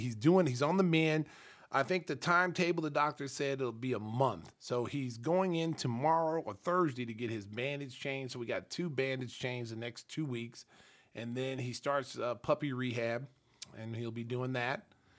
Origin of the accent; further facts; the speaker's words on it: Oklahoma, United States; moved away as an adult; now in Chicago, United States; I'm from Oklahoma.